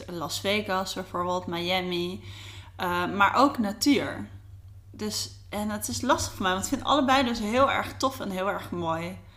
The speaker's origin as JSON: {"language": "Dutch", "town": "Delft", "region": "South Holland", "country": "Netherlands", "tie": "born or raised there", "moved": "as an adult", "lives_now": "Amsterdam, Netherlands", "said": "ik ben een echte Amsterdammer. Nou, niet echt meer, want ik was heel jong, ging ik weer eh, ging ik naar het zuiden inderdaad. Eh, in Delft zou je toe gaan wonen."}